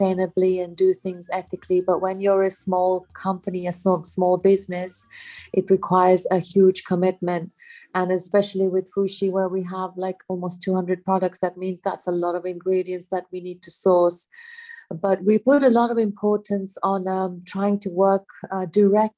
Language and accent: English; Kenya; I grew up in Kenya in East Africa